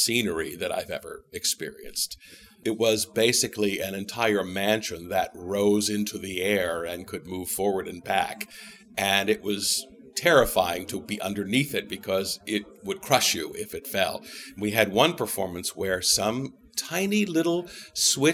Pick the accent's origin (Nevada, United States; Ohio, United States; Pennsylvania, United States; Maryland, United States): Ohio, United States; Canton; moved away as an adult; now in New York, United States; Canton, Ohio, home of the Football Hall of Fame